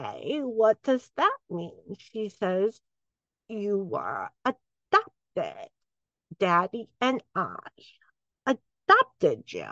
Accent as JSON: {"language": "English", "town": "Southfield", "region": "Michigan", "country": "United States", "tie": "born or raised there", "said": "I grew up in the suburbs of Detroit. I grew up in Southfield, Michigan."}